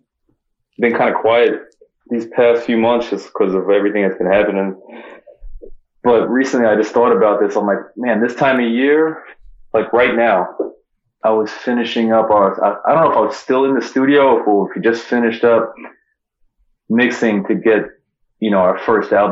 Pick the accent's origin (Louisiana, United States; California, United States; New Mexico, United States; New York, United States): New York, United States; Long Island; moved away as an adult; also born or lived in San Francisco area; growing up in Long Island, where you just feel trapped all the time